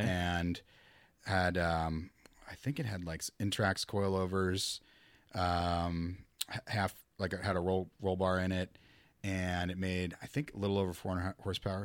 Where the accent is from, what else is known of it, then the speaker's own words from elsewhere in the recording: Midwest, United States; moved away; I'm from the Midwest